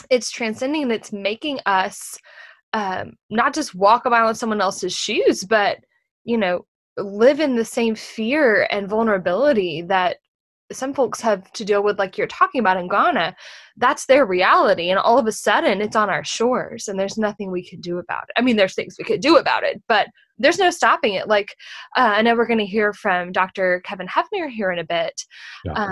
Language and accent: English; Texas, United States; a Texan